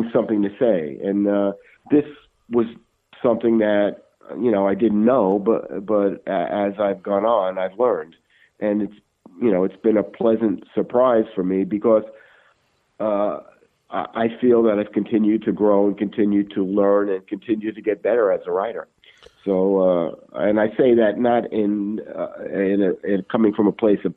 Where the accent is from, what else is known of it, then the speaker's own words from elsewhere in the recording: New York City, New York, United States; I was a kid growing up in Brooklyn.